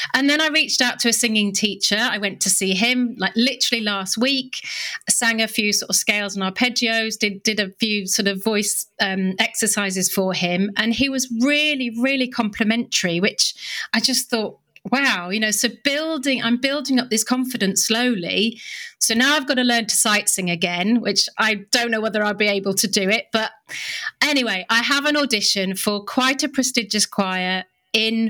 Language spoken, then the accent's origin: English; United Kingdom; I'm British.